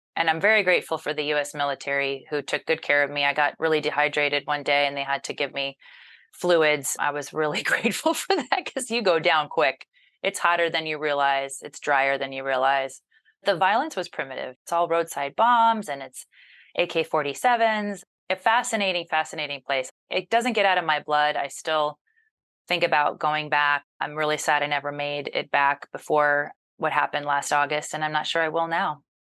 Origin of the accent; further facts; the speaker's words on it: Mobile, Alabama, United States; moved away; growing up in Mobile, Alabama, as the child of two Yankees